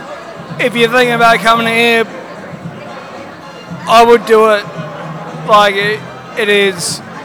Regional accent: Tasmania, Australia; I'm from Tasmania

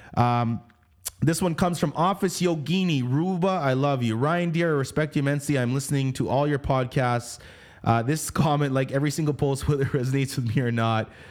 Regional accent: Canada; we come from Canada. I mean, I'm, I'm Canadian based

